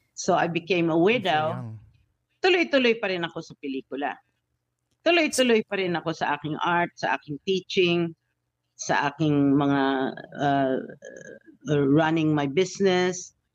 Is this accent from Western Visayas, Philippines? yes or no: yes; Iloilo, Western Visayas, Philippines; moved away; sa Iloilo ako lumaki ng elementary